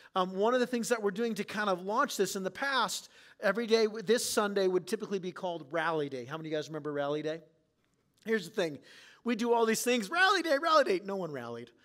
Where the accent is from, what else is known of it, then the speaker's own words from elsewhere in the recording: San Diego, California, United States; now in Clear Lake, Iowa, United States; I didn't grow up in Clear Lake, Iowa, I grew up in San Diego